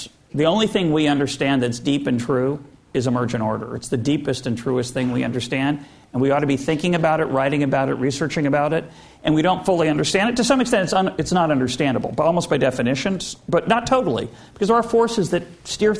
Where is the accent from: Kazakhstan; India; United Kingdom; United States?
United States; I'm speaking now as an American